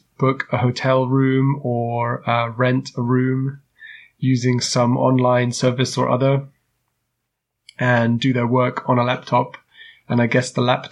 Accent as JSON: {"language": "English", "country": "United Kingdom", "moved": "as an adult", "lives_now": "Germany", "said": "a British guy to move around Europe"}